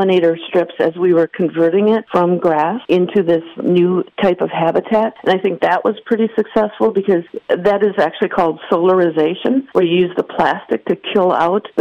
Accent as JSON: {"language": "English", "town": "Green Bay", "region": "Wisconsin", "country": "United States", "tie": "born or raised there", "said": "I grew up in Green Bay"}